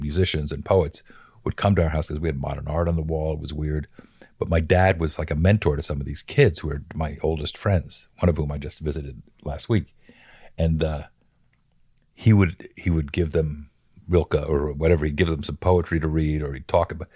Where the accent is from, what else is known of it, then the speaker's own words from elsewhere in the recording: Bethlehem, Pennsylvania, United States; I grew up in Bethlehem, Pennsylvania